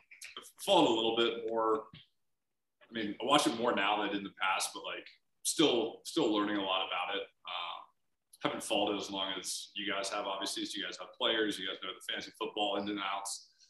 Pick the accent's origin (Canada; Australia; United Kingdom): Canada; moved away as an adult; also born or lived in Arizona; Growing up in Canada